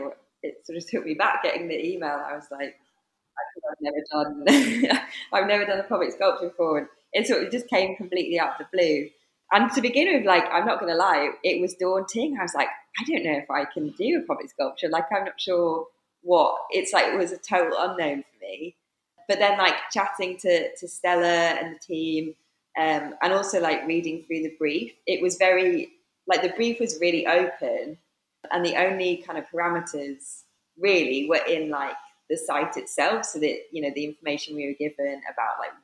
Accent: Cumbria, North West England, United Kingdom; now in Nottingham, United Kingdom; I'm originally from Cumbria, based in Nottingham at the moment

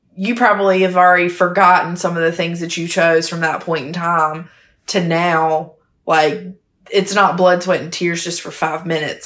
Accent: Hemingway, South Carolina, United States; I'm from a small hometown called Hemingway, South Carolina

